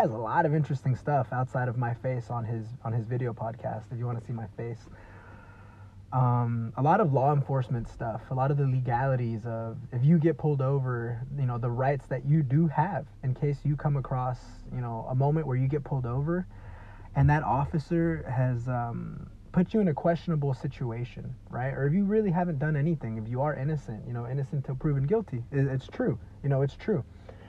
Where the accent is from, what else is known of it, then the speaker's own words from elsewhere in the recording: California, United States; I'm from California. I live in California.